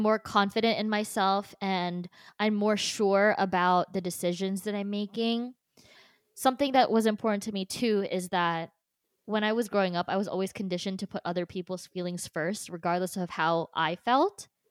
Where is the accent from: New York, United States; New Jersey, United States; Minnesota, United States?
New Jersey, United States; born or raised there; also born or lived in Philippines